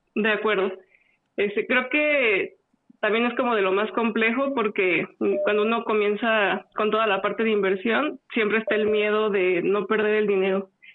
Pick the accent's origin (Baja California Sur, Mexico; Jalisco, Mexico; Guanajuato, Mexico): Guanajuato, Mexico; moved away as an adult; now in Querétaro, Mexico; nací en Guanajuato y ya llevo en Querétaro alrededor de 10